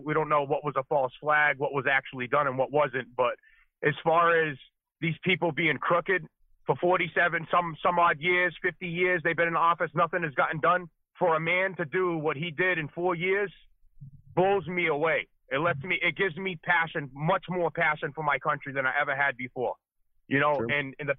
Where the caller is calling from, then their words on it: Massachusetts, United States; I'm calling from Massachusetts, bud.